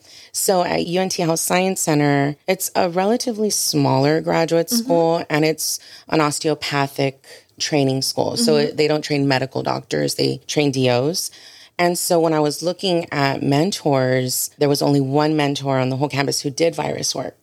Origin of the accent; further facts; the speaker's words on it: Harlingen, Texas, United States; moved away as an adult; also born or lived in Brownsville, Texas; I grew up in Harlingen